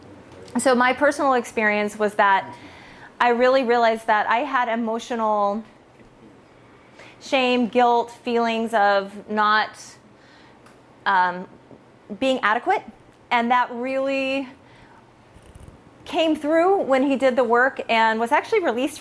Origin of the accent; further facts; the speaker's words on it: California, United States; I am from California.